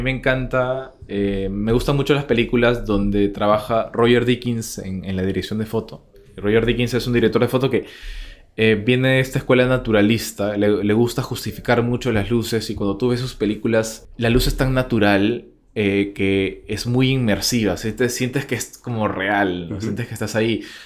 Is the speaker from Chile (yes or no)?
no; Peru; nosotros como peruanos o como latinoamericanos en general